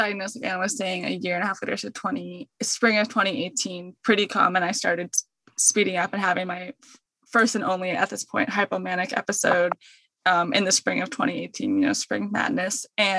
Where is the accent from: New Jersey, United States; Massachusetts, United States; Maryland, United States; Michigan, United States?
Maryland, United States; moved away as an adult; now in Los Angeles, United States; I'm obviously from Maryland, but now I live in Los Angeles, California